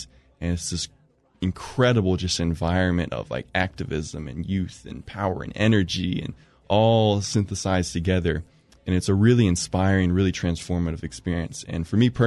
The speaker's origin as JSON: {"language": "English", "town": "Chapel Hill", "region": "North Carolina", "country": "United States", "tie": "born or raised there", "said": "I'm originally from Chapel Hill. I grew up in this area my whole life"}